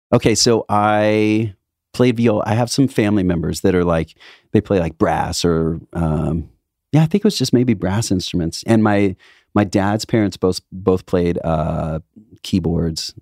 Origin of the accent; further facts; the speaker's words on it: Indiana, United States; now in Los Angeles, United States; I come from Midwest